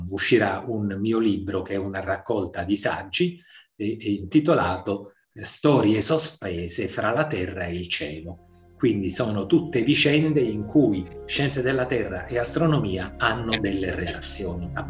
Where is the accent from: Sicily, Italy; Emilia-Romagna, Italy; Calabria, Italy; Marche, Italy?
Sicily, Italy; Ustica; born there; ce l'avevo perché sono nato a Ustica, sono nato in una terra vulcanica